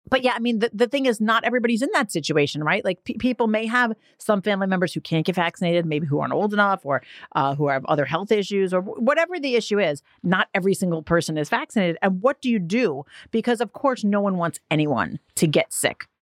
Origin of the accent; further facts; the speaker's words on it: New York City, New York, United States; I'm from Staten Island